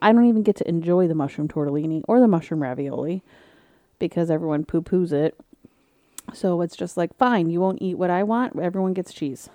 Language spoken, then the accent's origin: English; Michigan, United States; I'm from Michigan